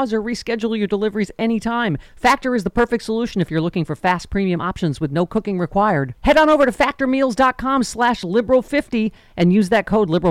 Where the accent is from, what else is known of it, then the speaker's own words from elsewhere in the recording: Buffalo, New York, United States; the Buffalo Massacre, you know, my hometown